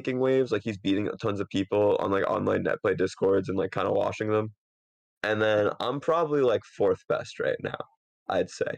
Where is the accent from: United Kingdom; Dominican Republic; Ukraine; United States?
United States; Stroudsburg, Pennsylvania; moved away; also born or lived in New England; I lived in like northeastern Pennsylvania in Stroudsburg.